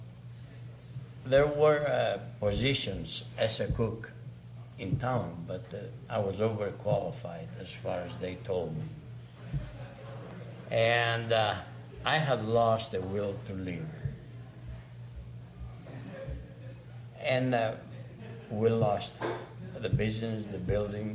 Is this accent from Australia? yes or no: no; Greece; English is a second language; moved away as an adult; also born or lived in Saskatoon, Canada; now in Lloydminster, Canada; When I came from Greece, of course, I never spoke a word of English